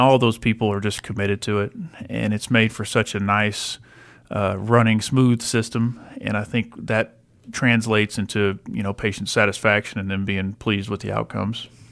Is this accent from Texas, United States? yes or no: yes; Lubbock, Texas, United States; I'm from Lubbock